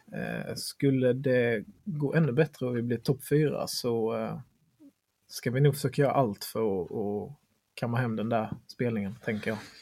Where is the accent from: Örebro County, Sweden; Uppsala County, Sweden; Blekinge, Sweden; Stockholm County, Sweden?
Blekinge, Sweden; Sölvesborg; vi är från eh, Sölvesborg